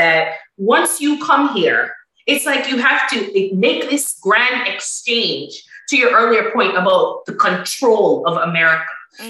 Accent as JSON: {"language": "English", "country": "Jamaica", "lives_now": "United Kingdom", "said": "I am still Jamaican. My kids will still be Jamaican, even if they grow up here their entire lives."}